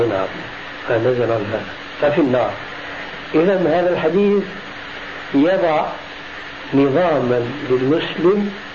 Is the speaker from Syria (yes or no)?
yes; Syria; عندنا في سوريا